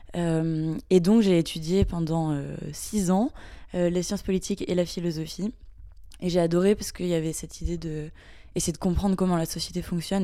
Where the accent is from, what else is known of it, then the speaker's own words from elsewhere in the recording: Mayenne, Pays de la Loire, France; je viens de la Mayenne, donc c'est un petit département qui est pas très connu en France